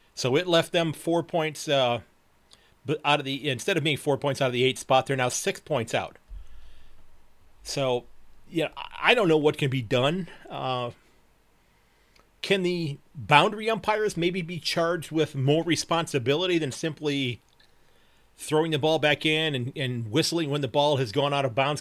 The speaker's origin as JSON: {"language": "English", "town": "Sandusky", "region": "Ohio", "country": "United States", "said": "from Sandusky, Ohio"}